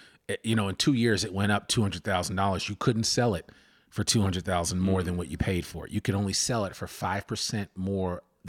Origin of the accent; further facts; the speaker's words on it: Massachusetts, United States; Like when I came from Massachusetts, Mass, they have a thing called Mass Housing.